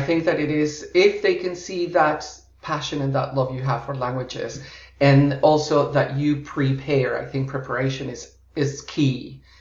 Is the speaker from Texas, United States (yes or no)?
no; Florida, United States; moved away as an adult; also born or lived in Colombia; I was born in Colombia, in South America, and oh, grew wow. up in uh, the US and Florida and have mm-hmm. lived uh, more than half my life abroad uh, in eight different countries